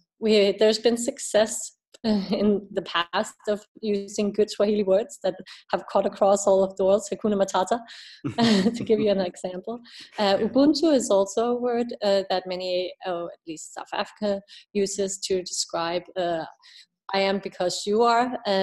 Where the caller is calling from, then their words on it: Denmark; I'm calling from Denmark today. I'll be back in Ethiopia in January.